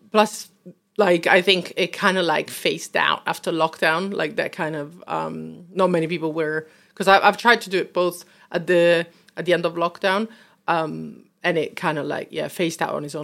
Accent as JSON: {"language": "English", "town": "Rome", "region": "Lazio", "country": "Italy", "tie": "born or raised there", "moved": "as an adult", "lives_now": "London, United Kingdom", "said": "obviously I'm from Rome"}